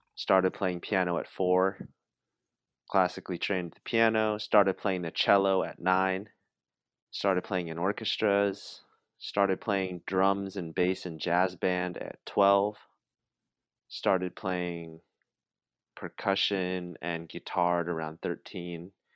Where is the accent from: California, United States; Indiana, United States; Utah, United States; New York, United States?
California, United States; Santa Rosa; also born or lived in Santa Cruz; this naive little kid from the suburbs of Santa Rosa